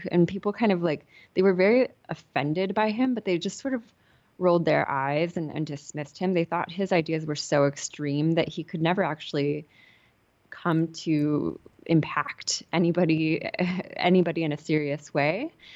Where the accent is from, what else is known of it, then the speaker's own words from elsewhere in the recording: Southern California, United States; I grew up in Southern California